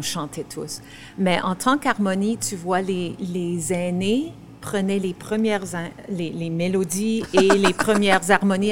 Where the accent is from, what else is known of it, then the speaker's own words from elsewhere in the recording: Saskatchewan, Canada; on vient de la Saskatchewan, qu'on on parle encore en français